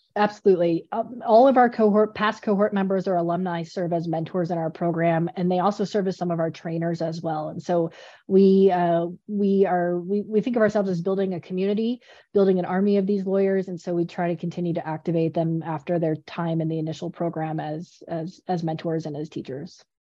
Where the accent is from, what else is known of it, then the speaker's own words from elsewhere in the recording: Colorado, United States; I'm from Colorado, so I do all the outdoor things